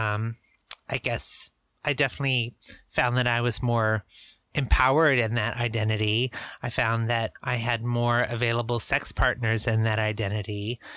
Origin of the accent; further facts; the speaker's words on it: Eastern Washington, United States; now in Portland, United States; I grew up in Eastern Washington in a small conservative area